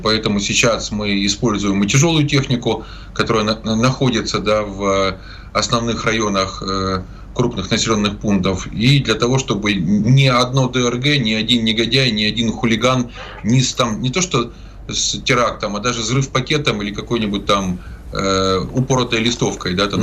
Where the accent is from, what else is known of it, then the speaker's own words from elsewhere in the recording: Zaporizhzhia, Zaporizhzhia Oblast, Ukraine; Запорожье это мой родной город, я там родился и прожил свыше 30 лет